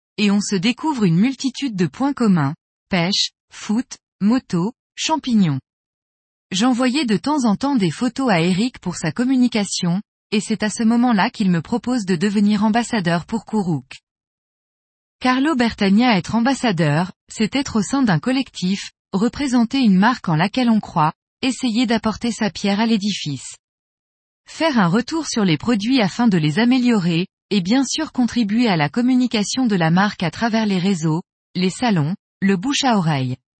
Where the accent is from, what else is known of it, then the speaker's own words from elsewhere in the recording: Metz, Grand Est, France; je suis de Metz en Moselle, est de la France. Ma belle région